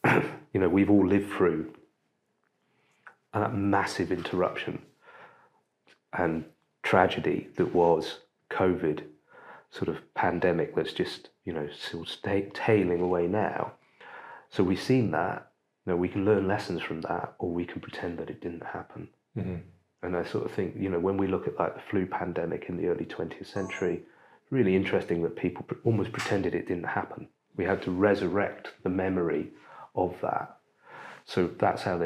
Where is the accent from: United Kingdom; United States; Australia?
United Kingdom; as British people